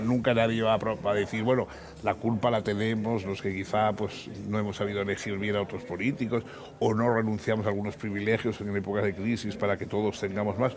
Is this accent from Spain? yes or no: yes; San Sebastián, Basque Country, Spain; moved away; es de mi patria chica, es de mi misma de la misma ciudad y hemos conocido los mismos eh, ambientes y nos, hemos jugado en los mismos parques